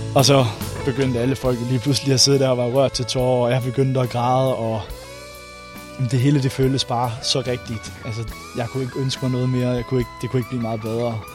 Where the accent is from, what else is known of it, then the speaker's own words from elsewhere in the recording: Randers, Central Denmark Region, Denmark; hjemme i Randers